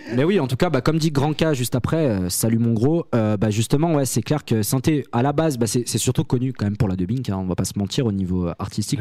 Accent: Saint-Étienne, Auvergne-Rhône-Alpes, France; on vient de Saint-Etienne

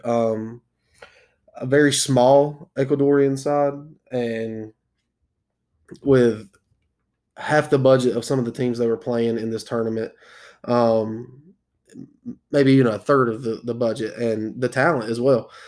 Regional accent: South Carolina, United States; I am from South Carolina

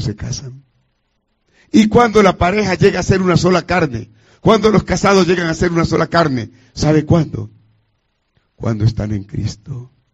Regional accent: Colombia; llegué de la ciudad de Cali a Bogotá, que es la capital de Colombia.

